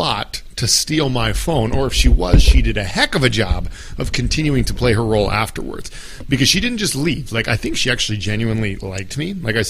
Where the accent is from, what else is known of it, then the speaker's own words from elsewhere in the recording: United States; I'm an easy target as an American there